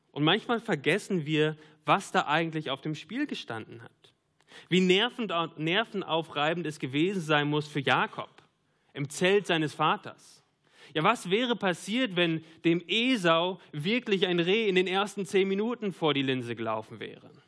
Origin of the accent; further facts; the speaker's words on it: North Rhine-Westphalia, Germany; Ja, ich komme aus dem Münsterland. Ich mag den Münsterland-Tatort.